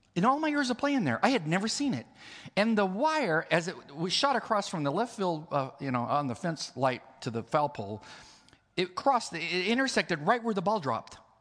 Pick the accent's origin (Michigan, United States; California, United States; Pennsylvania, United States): California, United States; I'm from California